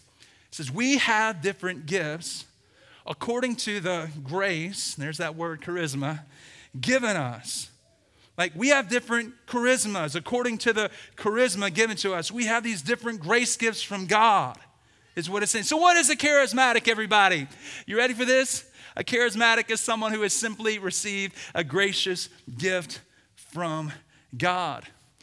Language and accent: English; the South, United States; I say sang, not sing, because I'm from the South.